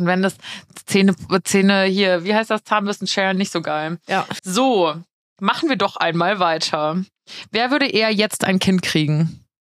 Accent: Giessen, Hesse, Germany; moved away as an adult; now in Munich, Germany; in Gießen, also in meiner Heimat

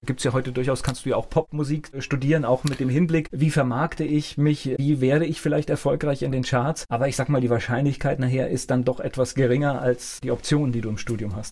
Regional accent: Mainz, Rhineland-Palatinate, Germany; Finden äh, bin ich ja auch, habe ich lange gelebt, äh, bin ich letztendlich auch zur Schule gegangen, auch äh, groß geworden

